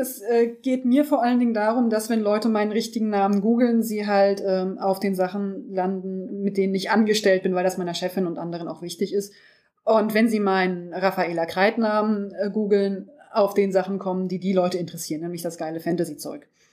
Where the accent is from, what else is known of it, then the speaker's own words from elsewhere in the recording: home town where Gauss studied, Lower Saxony, Germany; wurde von Herrn Gauss entdeckt, der in meiner Heimatstadt studiert hat